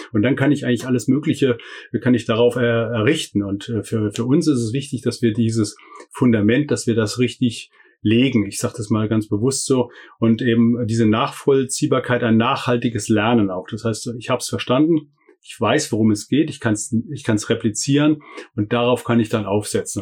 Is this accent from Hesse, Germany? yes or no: yes; Hessian Bergstrasse, Hesse, Germany; moved away as an adult; also born or lived in Freiburg; die Wurzeln sind tatsächlich an der hessischen Bergstraße, wo ich aufgewachsen bin